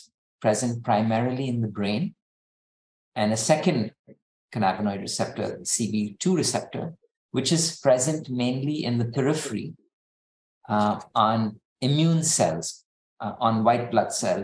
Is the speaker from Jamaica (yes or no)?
no; India; now in United States; I'm Indian